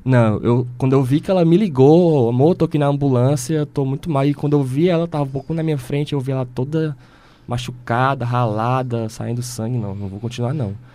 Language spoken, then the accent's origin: Portuguese; Ceará, Brazil; nós, como cearenses